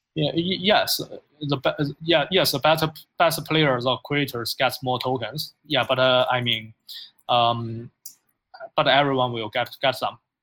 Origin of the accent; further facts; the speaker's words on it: China; moved away as an adult; now in United States; I'm from China. Uh, I I uh, I was born and uh, educated there, but after uh, I graduated from college, I moved to United States uh, like 11 years ago.